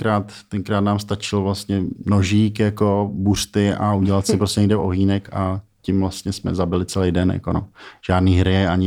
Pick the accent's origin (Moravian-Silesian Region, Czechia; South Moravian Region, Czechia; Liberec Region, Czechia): Liberec Region, Czechia; Frýdlant; now in Prague, Czech Republic; Narodil jsem se ve Friedlandě, mm-hmm. vlastně kousek od Liberce, taková jako taková obec nebo město vlastně s, eh, s krajinou skvělou